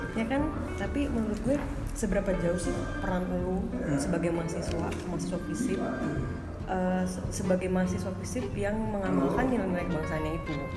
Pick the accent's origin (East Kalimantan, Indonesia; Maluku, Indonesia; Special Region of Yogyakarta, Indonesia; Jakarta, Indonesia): Jakarta, Indonesia; Aku dari Jakarta.